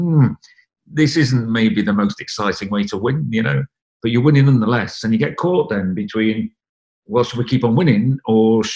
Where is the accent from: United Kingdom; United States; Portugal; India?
United Kingdom; Wales; moved away as an adult; I left home when I was 19 from Wales to go and try and be a racing cyclist